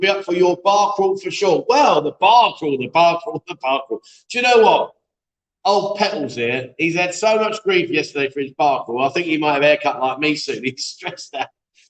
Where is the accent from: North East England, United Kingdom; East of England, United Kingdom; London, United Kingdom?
North East England, United Kingdom; Newcastle; I'm from Newcastle, England. I've been doing to Pattaya for years.